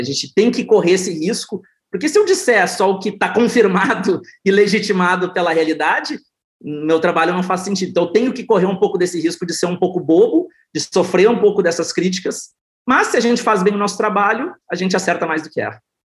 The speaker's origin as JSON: {"language": "Portuguese", "region": "South Region", "country": "Brazil", "said": "sou do sul do Brasil"}